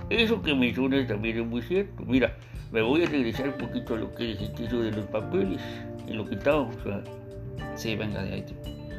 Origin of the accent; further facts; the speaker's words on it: Mexico; now in United States; Nosotros como mexicanos tenemos que vernos más como, como amigos que enemigos, mijo.